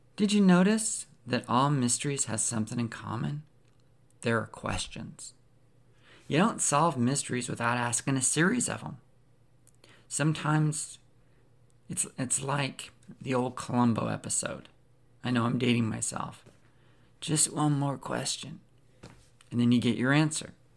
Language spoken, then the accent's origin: English; Pacific Northwest, United States; I grew up in the Pacific Northwest